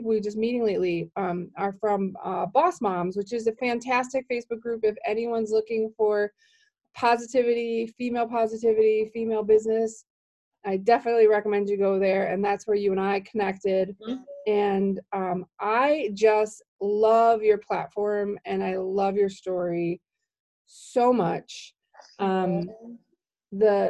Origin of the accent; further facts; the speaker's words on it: Milwaukee, Wisconsin, United States; I'm from Milwaukee